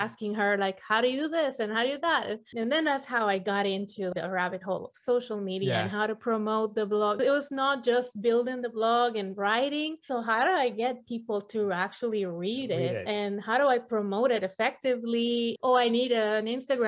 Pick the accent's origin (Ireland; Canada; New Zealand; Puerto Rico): Puerto Rico; moved away as an adult; also born or lived in mainland US; now in United States; I am from Puerto Rico. I was born and raised there, but moved to the mainland US probably when I was 25.